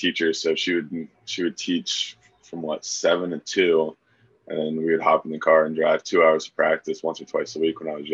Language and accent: English; Charlottesville, Virginia, United States; I was born in Charlottesville